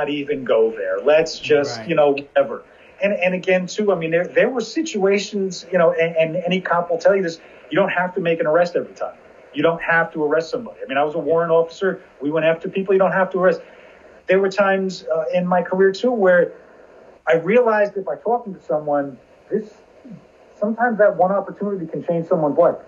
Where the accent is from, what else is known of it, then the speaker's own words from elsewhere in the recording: New Jersey, United States; also born or lived in Virginia; I'm from Jersey.